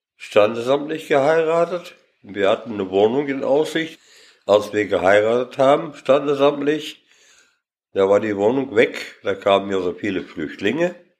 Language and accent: German; Lüdenscheid, North Rhine-Westphalia, Germany; geboren bin ich hier in Lüdenscheid und zwar in der Paulinenstraße